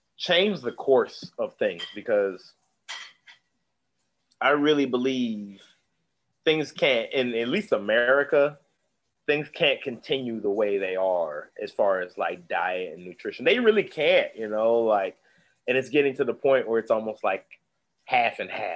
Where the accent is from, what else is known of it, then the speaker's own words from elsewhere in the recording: Indianapolis, Indiana, United States; now in Atlanta, United States; I'm from Indianapolis. People don't kind of realize we are a donut town